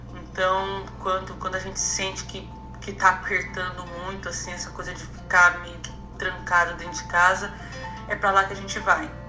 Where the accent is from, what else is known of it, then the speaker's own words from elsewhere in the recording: Ferraz de Vasconcelos, São Paulo, Brazil; Eu sou de São Paulo, mas cresci na cidade de Ferraz de Vasconcelos